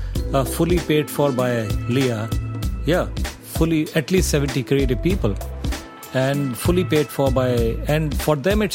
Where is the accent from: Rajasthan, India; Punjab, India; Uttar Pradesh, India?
Uttar Pradesh, India; Agra; I grew up in Agra